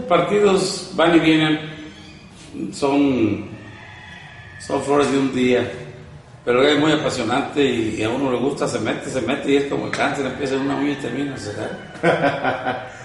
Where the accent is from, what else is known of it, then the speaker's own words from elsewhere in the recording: Jaripo, Michoacán, Mexico; soy de un pueblo pequeño, eh, se llama Jaripo. ¿Jaripo? Perteneciente a Jiquipo, Michoacán. Michoacano, mucho orgulloso.